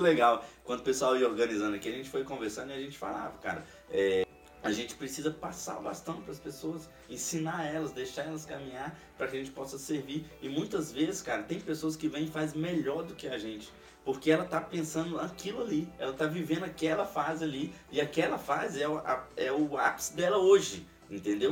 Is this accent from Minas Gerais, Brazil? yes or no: yes; Ribeirão das Neves, Minas Gerais, Brazil; moved away; eu sou de Ribeirão das Neves, Belo Horizonte, e eu me via insatisfeito ali no local que eu tava